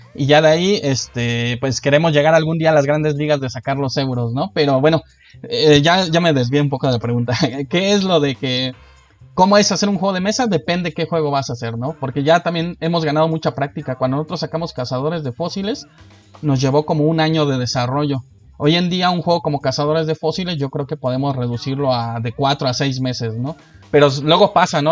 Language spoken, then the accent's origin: Spanish; Guanajuato, Mexico; now in Mexico City, Mexico; yo no vivía aquí en la ciudad, somos de otro estado, somos de Guanajuato